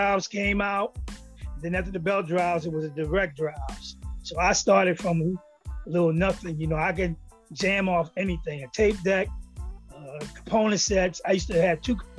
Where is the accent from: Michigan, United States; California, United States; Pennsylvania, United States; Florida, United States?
Pennsylvania, United States; Philadelphia; I'm originally from Philadelphia, North Philly